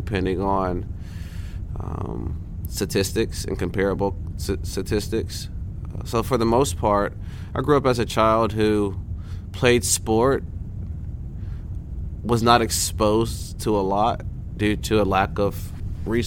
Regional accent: Valdosta, Georgia, United States; I grew up in Valdosta, Georgia.

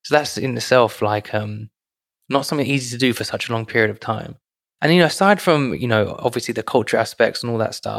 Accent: United Kingdom; for us, right, in the UK

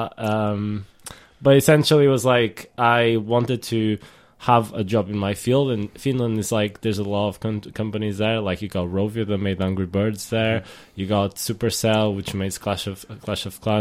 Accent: Portugal; moved away as an adult; now in United Kingdom; I come from Portugal

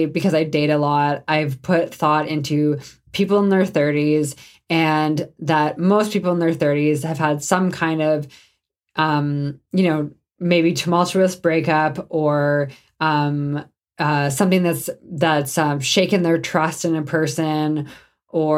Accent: Canada; I'm Canadian

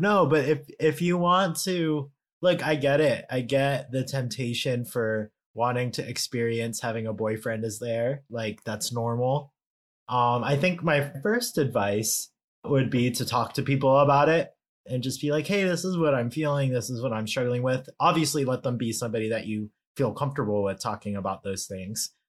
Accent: California, United States; I'm such a Californian

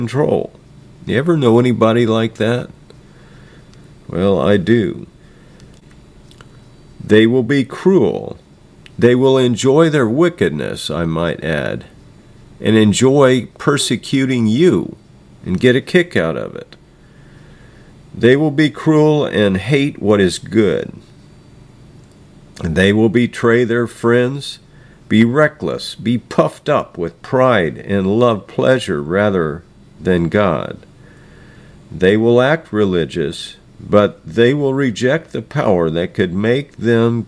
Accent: United States; I'm an American

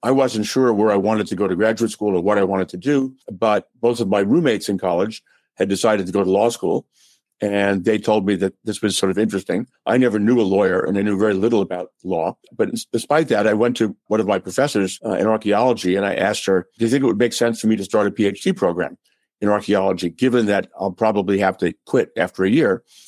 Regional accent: New York, United States; moved away as an adult; now in Chicago, United States; I grew up in New York

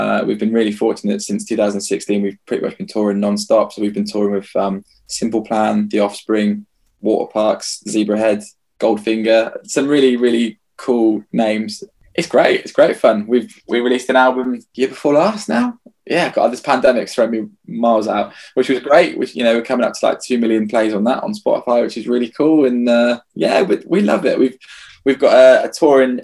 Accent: England, United Kingdom; we're just English

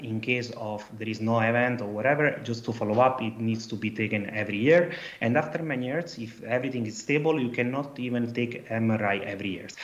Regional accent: Italy; accent: Italian; English is a second language; now in Antwerp, Belgium; I'm an Italian guy, as you understand from my accent.

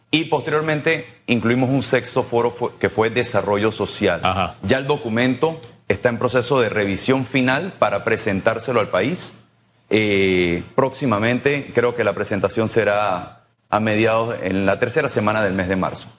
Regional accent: Panama; los panameños, todos nosotros

